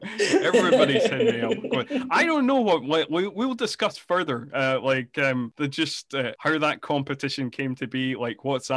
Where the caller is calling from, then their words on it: Scotland, United Kingdom; I mean, I'm recording from Scotland, the home of the deep fried Mars bar.